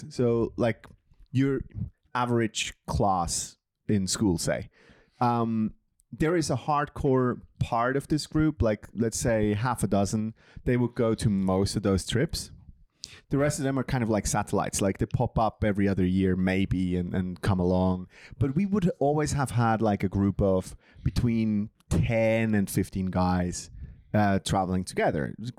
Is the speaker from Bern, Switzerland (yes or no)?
yes; Bern, Switzerland; And I'm from Bern. So we decided, like, let's go to Chris's hometown.